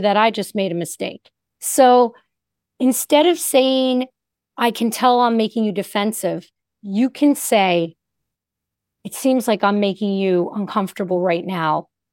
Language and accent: English; Northeast, United States; I'm from the Northeast